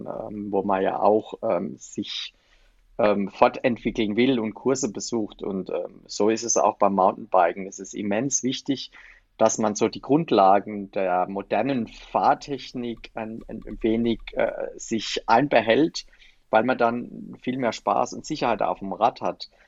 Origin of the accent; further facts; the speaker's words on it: Palatinate Forest, Rhineland-Palatinate, Germany; der Pfälzerwald mir äh, mit meiner Heimat besonders am Herzen liegt